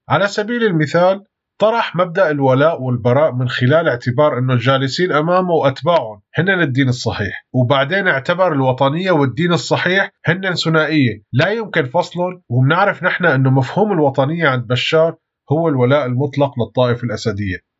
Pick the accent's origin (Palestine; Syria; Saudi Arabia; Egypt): Syria